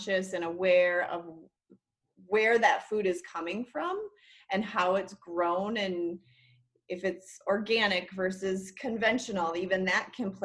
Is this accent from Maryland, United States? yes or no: no; Minnesota, United States; also born or lived in Wyoming / Oregon; now in Colorado, United States; my home state of Minnesota